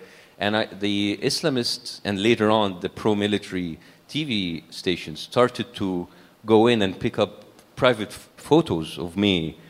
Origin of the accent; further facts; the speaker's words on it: Cairo, Cairo Governorate, Egypt; We were middle class, as I said, and we feel we're privileged, according like to a country like Egypt, a developing country like Egypt.